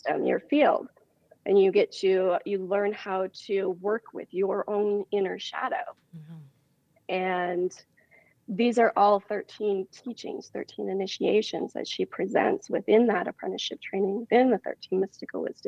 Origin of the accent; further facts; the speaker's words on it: Montana, United States; moved away; I'm originally from Montana. So, you know, I grew up on a ranch